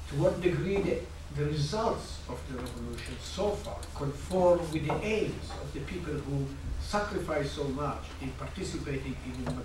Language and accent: English; Israel; as an Israeli citizen